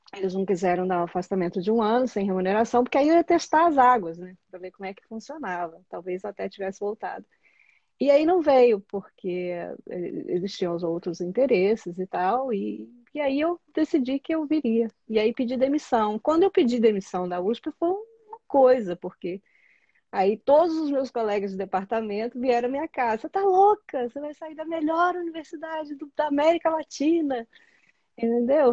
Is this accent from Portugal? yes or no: no; Juiz de Fora, Minas Gerais, Brazil; moved away as an adult; also born or lived in São Paulo / Berkeley; eu saí de Juiz de Fora, que é uma cidade pequena, numa, né, assim, interior de Minas Gerais